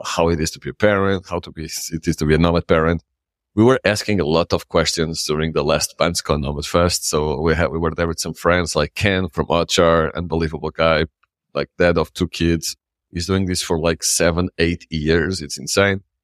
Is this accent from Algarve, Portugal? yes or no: no; Lisbon, Portugal; English is a second language; moved away as an adult; now in Madeira, Portugal; I grew up in the city, I grew up in Lisbon